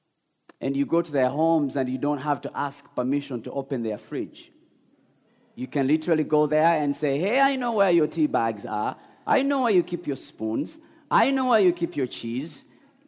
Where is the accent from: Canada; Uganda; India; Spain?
Uganda; now in Detroit, United States; I grew up in Uganda